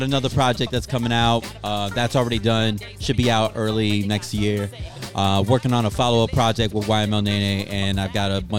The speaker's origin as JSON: {"language": "English", "town": "Aurora", "region": "Illinois", "country": "United States", "moved": "yes", "lives_now": "Tucson, United States", "said": "I'm originally from Aurora, Illinois, which is like the second largest city in Illinois."}